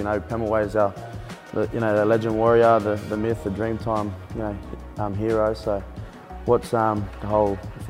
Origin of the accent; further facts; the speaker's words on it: Taree, New South Wales, Australia; I'm a proud Biripi Wiradjuri man. I'm from Taree. I was born and raised there.